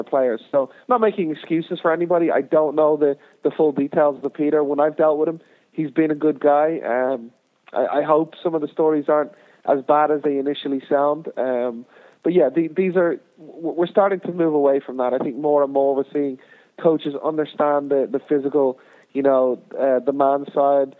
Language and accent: English; Ireland; moved away as an adult; also born or lived in United States; growing up in Ireland and playing in League of Ireland